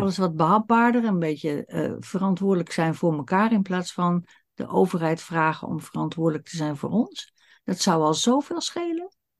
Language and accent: Dutch; Netherlands; wij Nederlanders